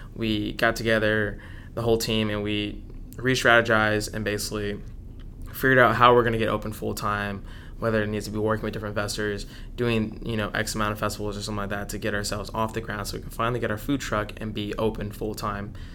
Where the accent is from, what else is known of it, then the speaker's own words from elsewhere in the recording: Dallas, Texas, United States; was born and raised in Dallas